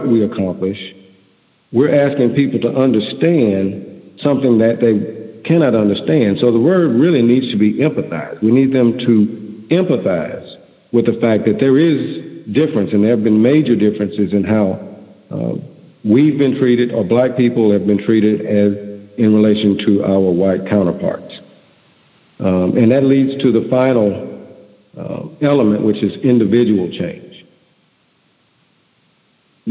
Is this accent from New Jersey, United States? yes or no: no; Houston, Texas, United States; I'm from Houston.